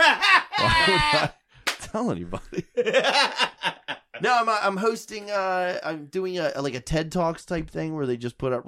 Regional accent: Baltimore, Maryland, United States; I grew up in Baltimore.

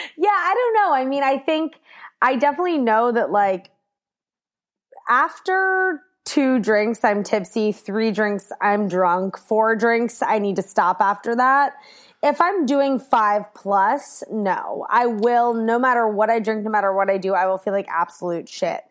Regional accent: Washington, District of Columbia, United States; I grew up in D C

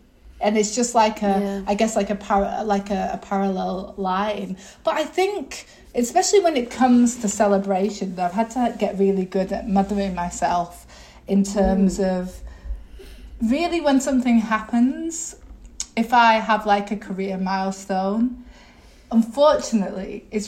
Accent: England, United Kingdom; I was brought up in England, you know.

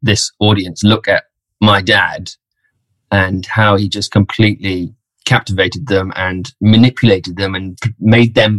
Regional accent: London, United Kingdom; born and raised in London, proper Londoner

